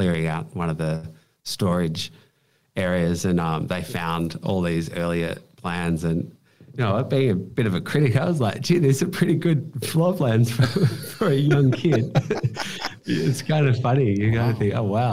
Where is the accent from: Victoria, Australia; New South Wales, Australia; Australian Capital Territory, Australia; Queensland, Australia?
Victoria, Australia; Bendigo; I grew up in Bendigo, which is 2 hours outside of Melbourne